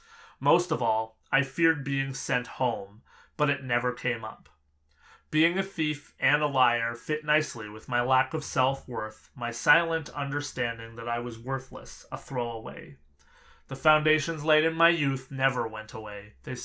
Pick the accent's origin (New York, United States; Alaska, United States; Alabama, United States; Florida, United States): Alaska, United States; Anchorage; born there; I was born here in Anchorage in 1975.